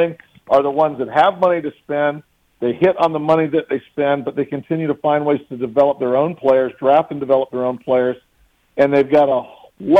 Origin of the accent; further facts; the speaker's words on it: Michigan, United States; I grew up in Michigan